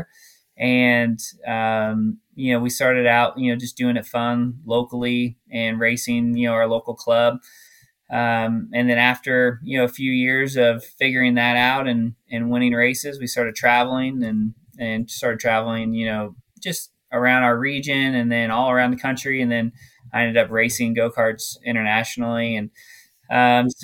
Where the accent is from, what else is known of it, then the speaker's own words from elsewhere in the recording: Glendale, Arizona, United States; growing up in Glendale, Arizona